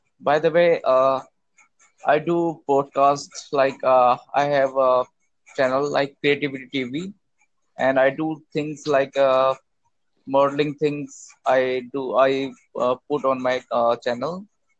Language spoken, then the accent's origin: English; India; I'm from India